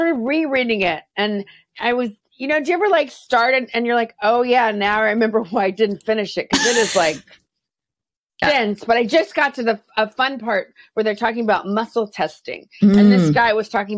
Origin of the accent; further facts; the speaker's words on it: Texas, United States; I grew up in Texas where I was constantly told I was too much